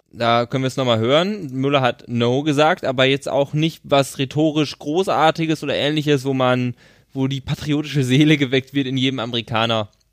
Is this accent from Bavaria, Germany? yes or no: no; Schöppingen, North Rhine-Westphalia, Germany; es ist bei Ahaus, ist bei Schöpping, da wo ich herkomme